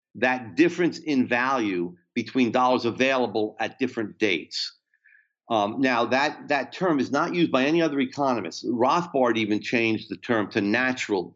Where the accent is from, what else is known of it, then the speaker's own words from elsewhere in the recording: New Jersey, United States; I'm from New Jersey